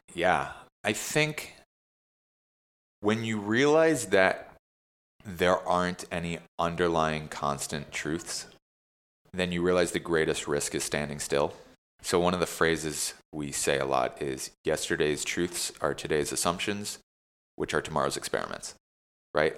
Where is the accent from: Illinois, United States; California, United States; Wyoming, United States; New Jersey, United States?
New Jersey, United States; now in New York, United States; growing up in Jersey